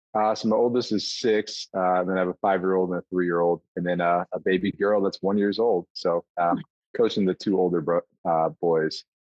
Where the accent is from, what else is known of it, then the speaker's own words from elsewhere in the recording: Buffalo, New York, United States; a hockey family and a baseball family growing up in Buffalo